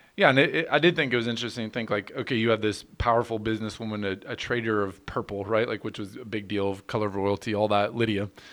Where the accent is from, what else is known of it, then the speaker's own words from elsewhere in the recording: United States; as American citizens